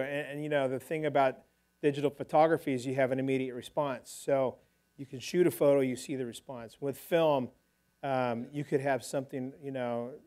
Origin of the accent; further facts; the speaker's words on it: California, United States; I grew up diving here in California